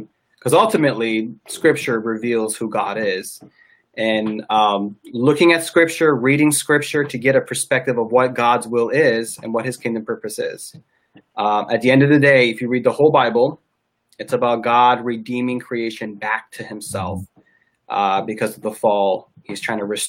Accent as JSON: {"language": "English", "region": "Michigan", "country": "United States", "said": "I'm from Michigan"}